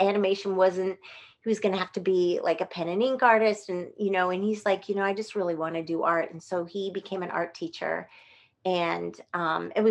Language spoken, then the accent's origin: English; Pleasant Hill, California, United States; I grew up in Northern California in a town called Pleasant Hill, Walnut Creek area